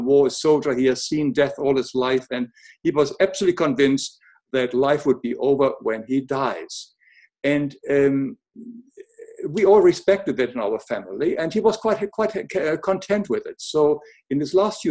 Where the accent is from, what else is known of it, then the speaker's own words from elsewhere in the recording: Germany; English is a second language; moved away; also born or lived in Africa / America; as you can hear, I was born in Germany, but I lived in Africa and America for a long time now